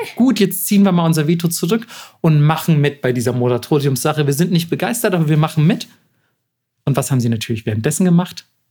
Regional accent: Germany; als Deutscher

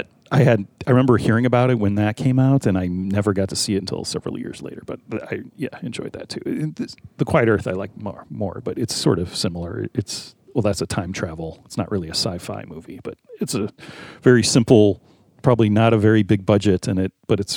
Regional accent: United States; being American

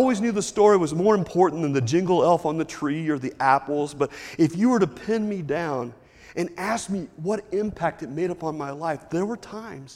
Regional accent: Lexington, United States; growing up in Lexington with my mom and dad

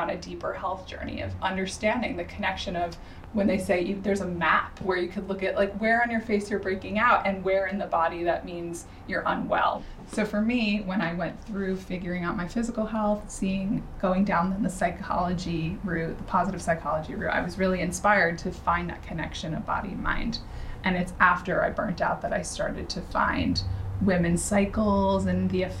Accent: New Jersey, United States; I grew up in New Jersey.

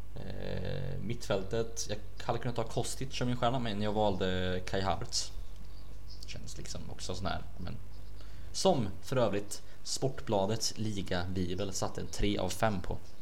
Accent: Sweden; vi svenskar

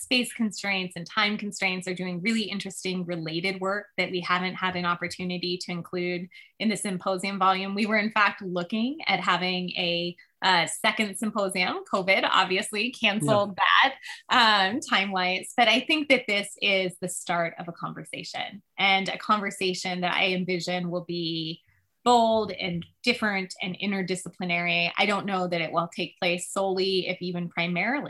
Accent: California, United States; the redwoods that I grew up in California

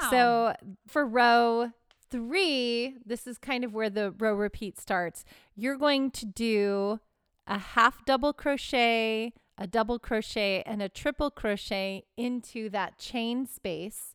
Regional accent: Houston, Texas, United States; now in California, United States; I'm from the South, I'm from Texas

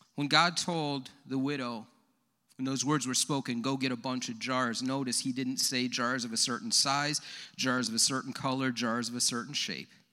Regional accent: Leroy, United States; I'm from Leroy

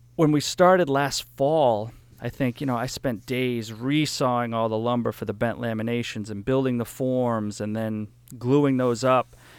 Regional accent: New Hampshire, United States; I grew up in New Hampshire on this hundred acre farm, and we rented the place

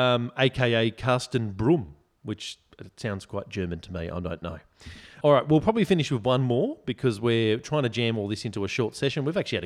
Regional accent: Bondi, New South Wales, Australia; We grew up in Bondi, and Bondi Road, for any listeners that don't know, very busy street, bumper to bumper a lot of the time.

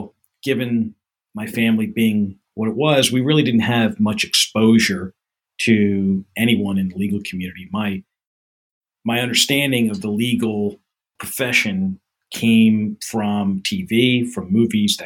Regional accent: Gloucester Township, New Jersey, United States; also born or lived in Nyack, New York / Mount Laurel, New Jersey; I was born in Nyack, New York, raised in Gloucester Township, New Jersey, which is in the southern half of the state.

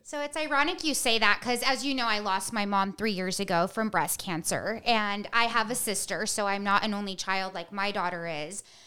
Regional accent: Bishop, California, United States; I grew up in Bishop, California, like, up by Mammoth

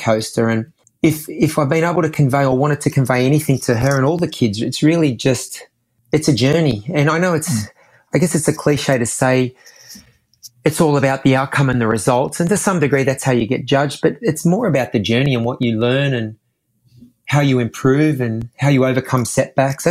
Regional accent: Australia; all kids growing up in Australia, you know, because of our climate, I think we're an outdoorsy sort of culture

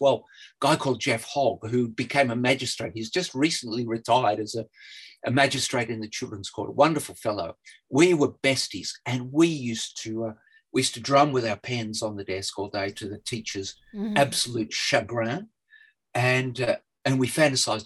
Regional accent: Newcastle, New South Wales, Australia; I was brought up in Hamilton South, you know, very working class, the suburb of Newcastle

